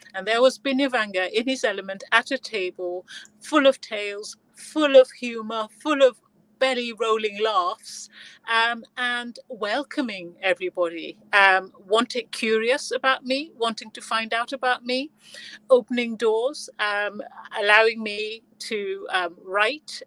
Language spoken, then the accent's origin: English; Gambia; I was born in the Gambia